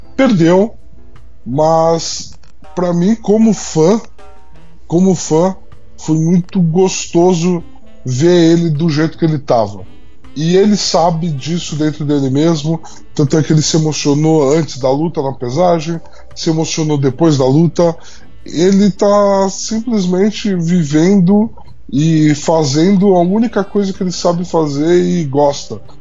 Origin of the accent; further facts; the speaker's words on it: Brazil; nós como brasileiros